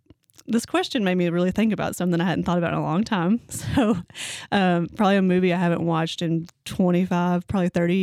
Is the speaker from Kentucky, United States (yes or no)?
yes; Owensboro, Kentucky, United States; also born or lived in Indiana; I was born and raised in Owensboro. Grew up in Owensboro City Schools